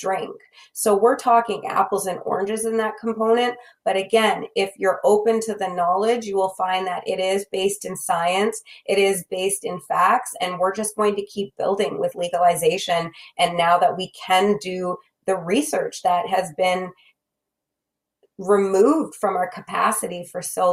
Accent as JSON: {"language": "English", "region": "Manitoba", "country": "Canada", "tie": "born or raised there", "said": "you and I, as we both know, are from Manitoba."}